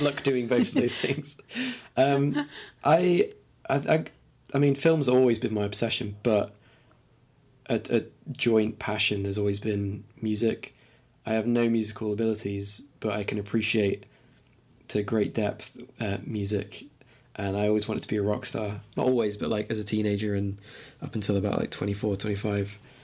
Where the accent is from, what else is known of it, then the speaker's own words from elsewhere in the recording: Lincoln, East Midlands, United Kingdom; also born or lived in London; I was born in London, but I grew up in Lincoln